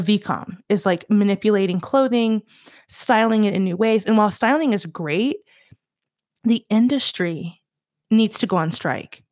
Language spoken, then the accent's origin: English; Southeast, United States; moved away; also born or lived in Los Angeles; I'm from the Southeast